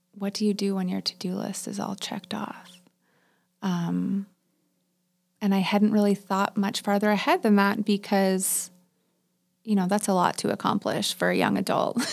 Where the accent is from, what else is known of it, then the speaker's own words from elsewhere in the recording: Waterloo, Ontario, Canada; also born or lived in Palmerston; I grew up in Waterloo